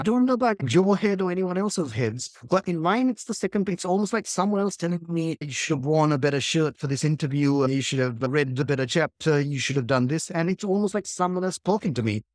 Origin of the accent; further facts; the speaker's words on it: Sri Lanka; growing up in Sri Lankan chaos